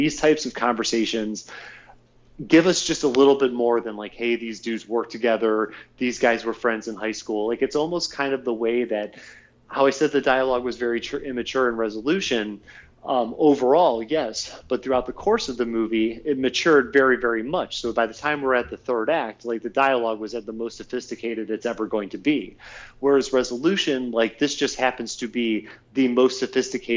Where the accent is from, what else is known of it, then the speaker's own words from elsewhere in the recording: Ohio, United States; now in California, United States; being from Ohio, then here in California